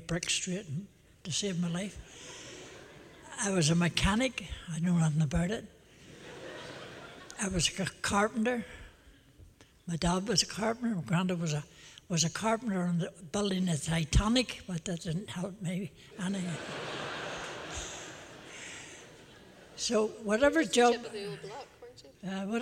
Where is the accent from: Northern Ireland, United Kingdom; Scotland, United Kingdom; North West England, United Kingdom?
Northern Ireland, United Kingdom; Belfast; a wee Belfast boy